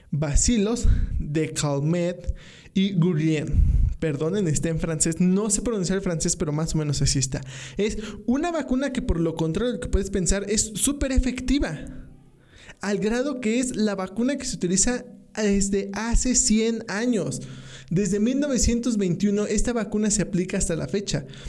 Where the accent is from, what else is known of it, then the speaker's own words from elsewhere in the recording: Mexico; los mexicanos sufrimos